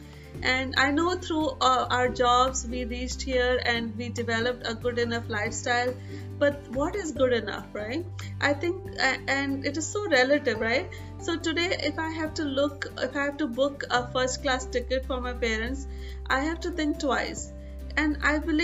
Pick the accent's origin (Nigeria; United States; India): India; growing up in India